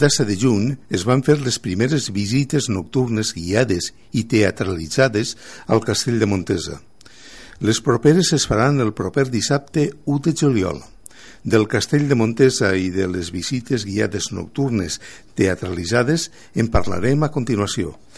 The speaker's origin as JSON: {"language": "Catalan", "town": "Canals", "region": "Valencian Community", "country": "Spain", "said": "sóc de Canals"}